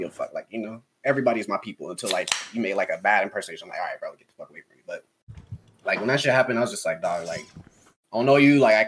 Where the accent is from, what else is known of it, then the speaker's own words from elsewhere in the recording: California, United States; moved away as an adult; now in Kentucky, United States; I'm from California